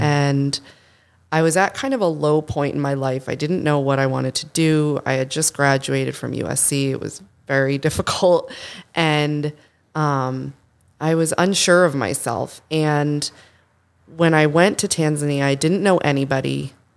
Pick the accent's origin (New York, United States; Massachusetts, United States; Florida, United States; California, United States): Massachusetts, United States; Boston; I'm from Boston